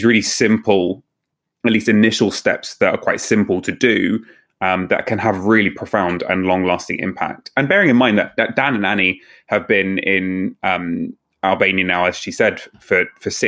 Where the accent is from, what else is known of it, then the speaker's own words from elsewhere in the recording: Cuckmere Haven, South East England, United Kingdom; we grew up near the Cookmere Haven